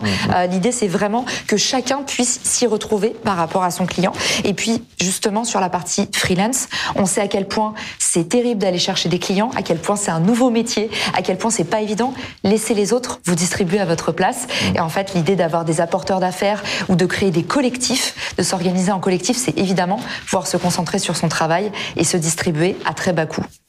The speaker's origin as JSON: {"language": "French", "country": "United States", "moved": "yes", "lives_now": "France", "said": "aux États-Unis, là d'où je viens"}